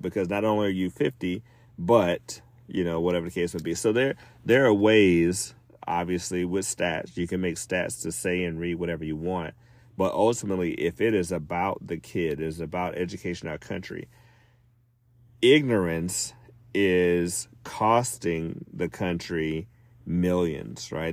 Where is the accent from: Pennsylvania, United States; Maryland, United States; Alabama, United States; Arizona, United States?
Alabama, United States; my home state of Alabama